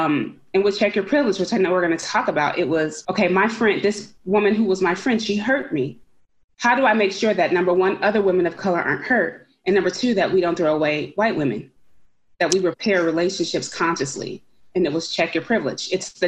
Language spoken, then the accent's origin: English; Concord, California, United States; And I grew up in Concord, California. And I remember that this was the last place that I experienced some peace and happiness.